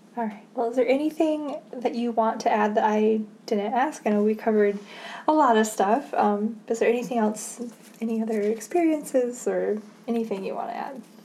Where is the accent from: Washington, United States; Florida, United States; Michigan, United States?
Michigan, United States; Midland; I grew up in Midland